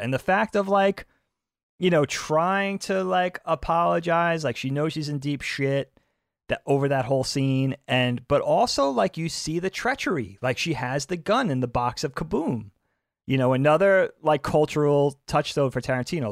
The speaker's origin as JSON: {"language": "English", "area": "South Bellport", "region": "New York", "country": "United States", "tie": "born or raised there", "said": "where we grew up in South Belport"}